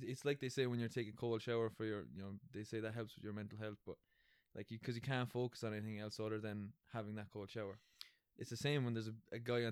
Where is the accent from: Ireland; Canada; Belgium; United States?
Ireland; moved away; as Irish guys growing up